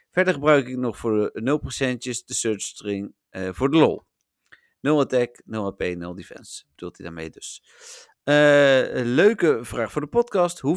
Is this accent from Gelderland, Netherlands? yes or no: yes; Elburg, Gelderland, Netherlands; born there; Ik ben geboren in Elburg, Melvin. Ik bedoel, heb verder niks met die stad of dat dorp, maar ik ben er geboren.